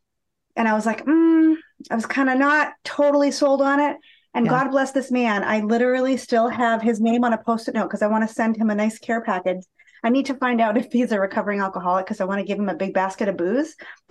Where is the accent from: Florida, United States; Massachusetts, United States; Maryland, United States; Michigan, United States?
Massachusetts, United States; Boston; accent: Boston; I'm just right outside of Boston. So born nice. And bred. I like to joke, you only get my Boston accent after a few cocktails.